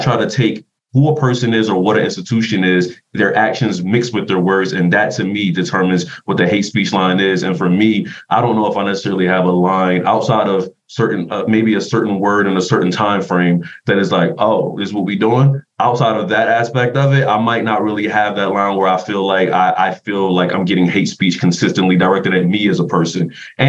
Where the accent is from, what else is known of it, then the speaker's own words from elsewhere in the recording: East Coast, United States; One, because I'm from the East Coast.